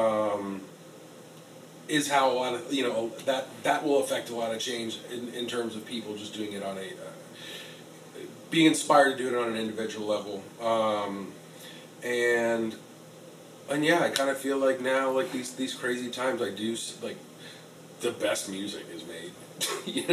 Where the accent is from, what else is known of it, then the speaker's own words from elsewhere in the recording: West Palm Beach, Florida, United States; moved away; West Palm Beach, Florida, where I'm from